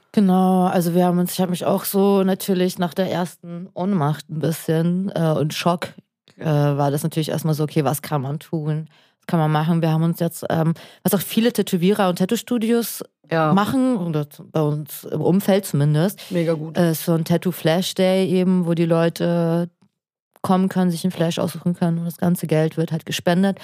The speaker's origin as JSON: {"language": "German", "country": "Kazakhstan", "tie": "born or raised there", "said": "ich bin ja in Kasachstan geboren, aber mein Vater ist in, Ost in der Ukraine geboren"}